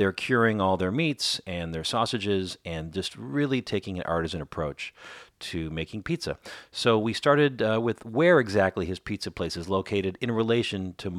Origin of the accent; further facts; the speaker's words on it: Minnesota, United States; moved away; also born or lived in Chicago; I grew up in Minnesota and lived in Chicago for 25 years, so I'm used to winter.